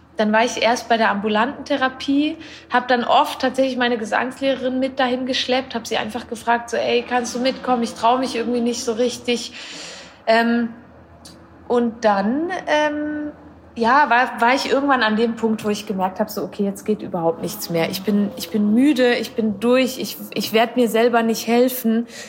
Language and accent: German; Switzerland